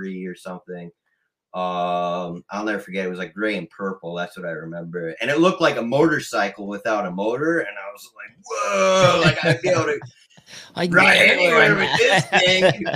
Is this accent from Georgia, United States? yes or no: no; New York City, New York, United States; moved away; I'm from New York, so, like, you know, the urban area of New York.